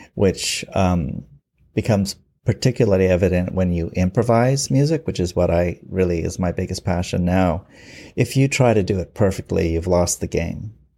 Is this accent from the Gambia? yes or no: no; Vancouver, British Columbia, Canada; I've lived here all my life, all sixty years of my life. I'm a rare original in Vancouver. It's very rare to meet someone who was born here.